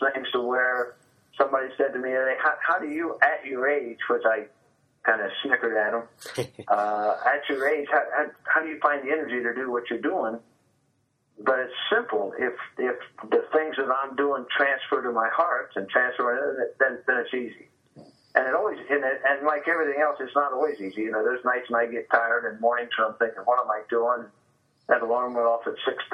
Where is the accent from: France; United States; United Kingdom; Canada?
United States; Marysville, Ohio; my hometown of Marysville